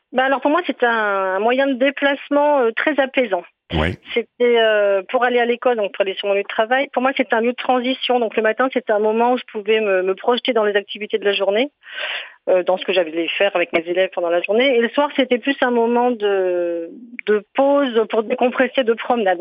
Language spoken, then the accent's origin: French; Briançon, Provence-Alpes-Côte d'Azur, France; moved away; j'ai grandi à Briançon